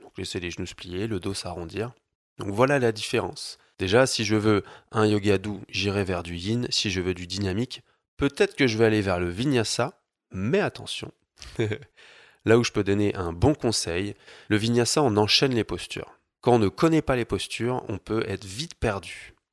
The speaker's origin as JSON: {"language": "French", "town": "Paris", "region": "Île-de-France", "country": "France", "moved": "as an adult", "lives_now": "Annecy, France", "said": "Je viens de Paris, j'habite Annecy dans les montagnes"}